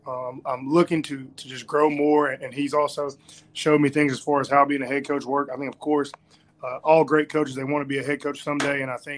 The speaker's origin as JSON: {"language": "English", "town": "Wetumpka", "region": "Alabama", "country": "United States", "also_born_or_lived": "Forest City, Iowa / Valdosta, Georgia / Montgomery, Alabama", "said": "I'm originally from Wetumpka, Alabama."}